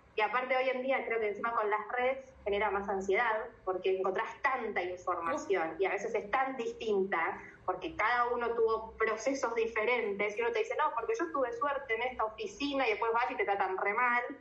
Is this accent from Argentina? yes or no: yes; Argentina; moved away as an adult; also born or lived in New Zealand; nosotros los argentinos